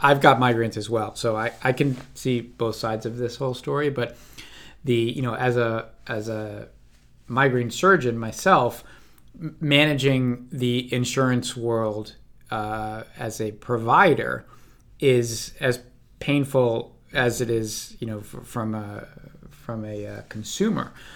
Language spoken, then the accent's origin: English; Washington, District of Columbia, United States; now in California, United States; outside of my hometown, uh, in D C, uh, on the East Coast